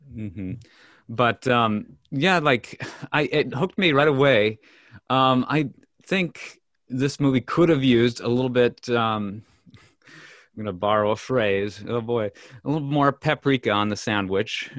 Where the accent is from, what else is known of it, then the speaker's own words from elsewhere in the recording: Minnesota, United States; we're from Minnesota